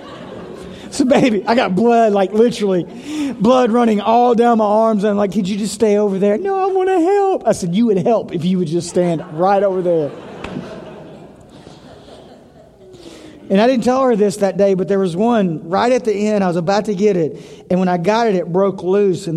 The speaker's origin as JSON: {"language": "English", "region": "Tennessee", "country": "United States", "moved": "yes", "said": "I'm from Tennessee"}